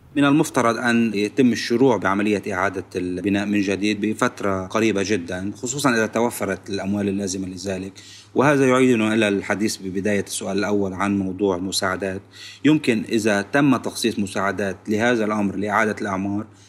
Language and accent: Arabic; Lebanon; نحن كلبنانيين